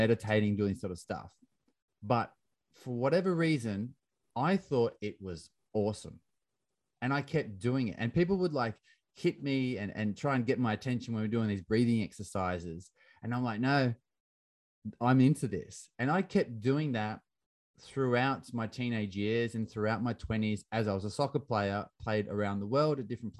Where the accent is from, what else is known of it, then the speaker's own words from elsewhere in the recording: Australia; I grew up in Australia in the 90s playing soccer